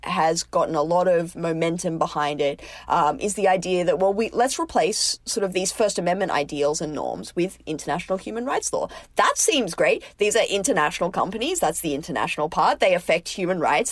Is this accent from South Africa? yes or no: no; Australia; now in United States; As an Australian